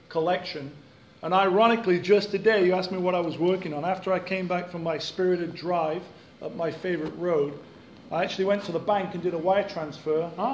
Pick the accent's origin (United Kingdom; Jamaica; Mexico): United Kingdom; Sheffield, Yorkshire and the Humber; moved away; my hometown, Sheffield